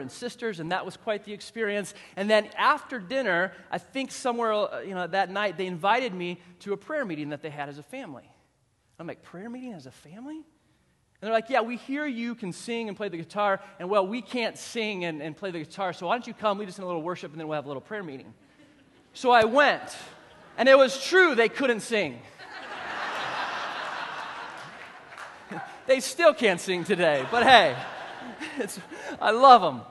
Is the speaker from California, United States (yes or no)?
yes; California, United States; I grew up in California